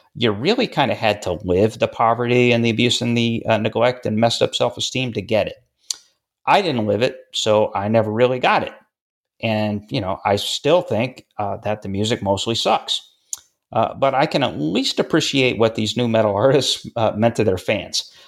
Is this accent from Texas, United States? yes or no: no; Syracuse, New York, United States; I grew up in Syracuse, New York.